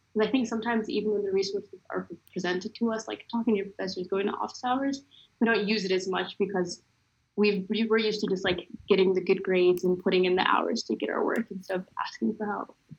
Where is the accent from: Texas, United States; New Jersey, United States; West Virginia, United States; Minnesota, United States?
Minnesota, United States; moved away as an adult; now in Georgia, United States; I came from Minnesota, which is a completely different environment from Georgia. I like Minnesota had a really big Somali population, so I was always kind of surrounded with people that were culturally similar to me.